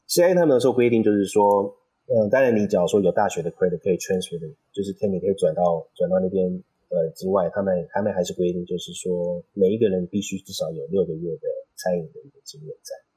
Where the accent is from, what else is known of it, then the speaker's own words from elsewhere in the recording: California, United States; moved away as an adult; also born or lived in Los Angeles; now in Taiwan; 我本身就是在加州长大的